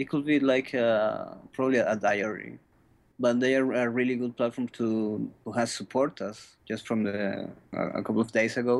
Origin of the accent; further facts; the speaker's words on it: Chile; I'm from Chile